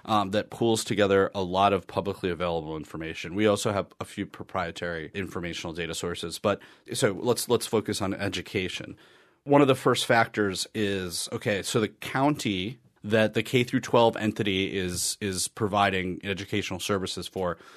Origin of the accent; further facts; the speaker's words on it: Wisconsin, United States; I'm from Wisconsin.